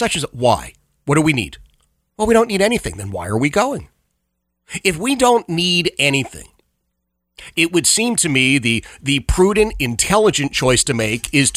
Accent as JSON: {"language": "English", "town": "Philadelphia", "region": "Pennsylvania", "country": "United States", "tie": "born or raised there", "said": "I grew up in Oxford Circle, the Oxford Circle section of Philadelphia"}